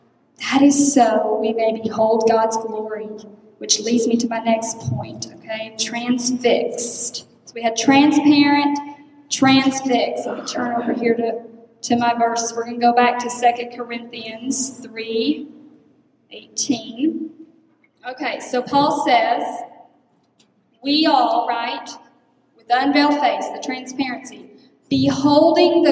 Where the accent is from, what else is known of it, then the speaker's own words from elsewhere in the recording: Texas, United States; moved away as an adult; now in Ohio, United States; I'm from Texas